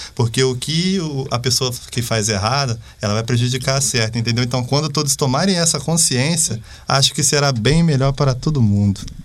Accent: Bananal, São Paulo, Brazil; eu sou lá de Bananal

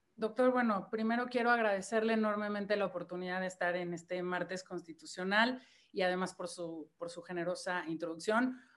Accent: Mexico; siendo mexicana

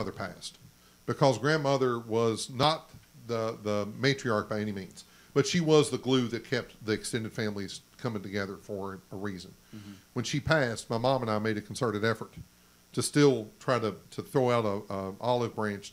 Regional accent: Kentucky, United States; I'm from Kentucky.

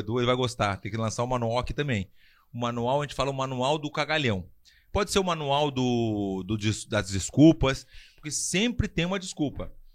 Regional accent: Brazil; moved away; also born or lived in Spain / United States; como brasileiro

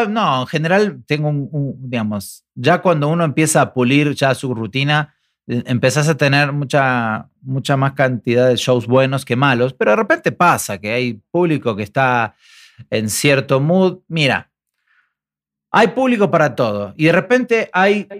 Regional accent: Argentina; now in Mexico; los argentinos que viajamos

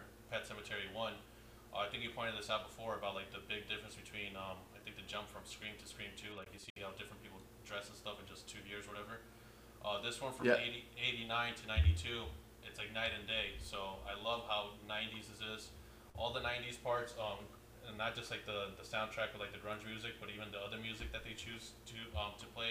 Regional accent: Northeast, United States; we're from Northeast

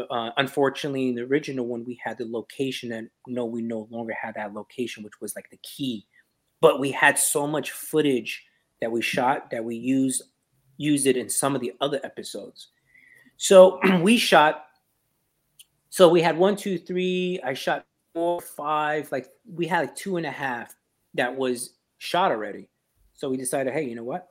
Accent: New York, United States; I'm from New York

